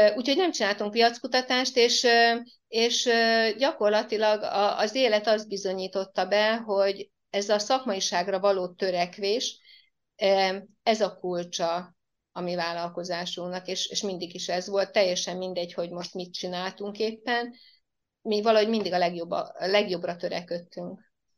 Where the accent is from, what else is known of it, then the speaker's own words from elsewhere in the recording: Mártély, Csongrád-Csanád, Hungary; accent: ö-zés (speaking with ö instead of e); Én tőzsgyökeres Mártéi vagyok, itt éltek a szüleim is, és én is ide születtem